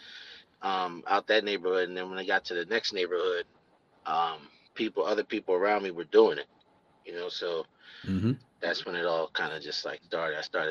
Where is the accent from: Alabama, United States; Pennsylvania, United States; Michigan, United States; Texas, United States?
Pennsylvania, United States; Philadelphia; I'm in East Oakland